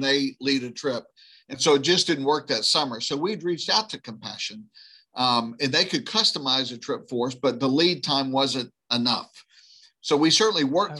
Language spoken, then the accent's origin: English; right outside of New Orleans, moved to rural Louisiana, United States; I grew up right outside of New Orleans